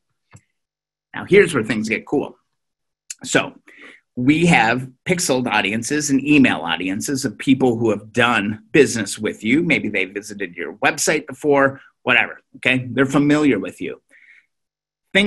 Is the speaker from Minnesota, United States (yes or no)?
yes; Minnesota, United States; I'm from Minnesota